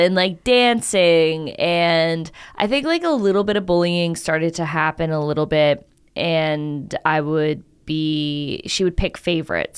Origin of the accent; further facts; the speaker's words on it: Canada; moved away; I'm Canadian